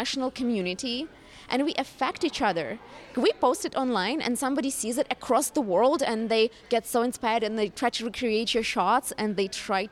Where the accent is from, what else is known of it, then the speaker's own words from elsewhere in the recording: Ukraine; now in Toronto, Canada; I am based in Toronto, Canada, originally born and raised in Ukraine